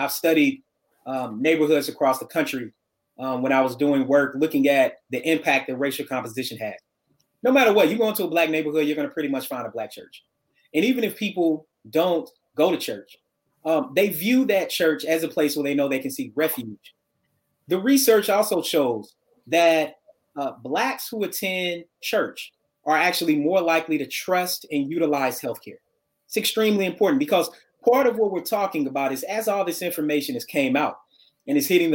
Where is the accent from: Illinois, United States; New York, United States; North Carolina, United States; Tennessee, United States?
Tennessee, United States; Murfreesboro; moved away as an adult; also born or lived in Memphis, Tennessee; I was born in Murfreesboro, Tennessee, a little bit south of Nashville